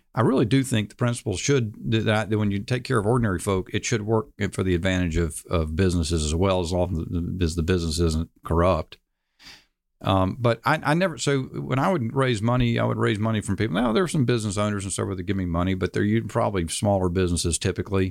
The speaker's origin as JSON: {"language": "English", "town": "Charlotte", "region": "North Carolina", "country": "United States", "tie": "born or raised there", "said": "in Charlotte, uh, my hometown"}